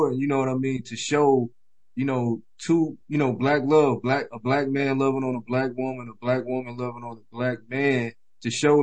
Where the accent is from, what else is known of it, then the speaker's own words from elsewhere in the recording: Columbia, South Carolina, United States; I'm born and raised in Columbia, South Carolina